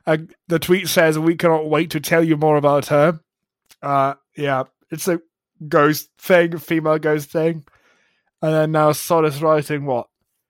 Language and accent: English; Germany; English is a second language; If somebody listened to me who had no idea where I'm from They would never think that I'm German. And have hardly left Germany at that.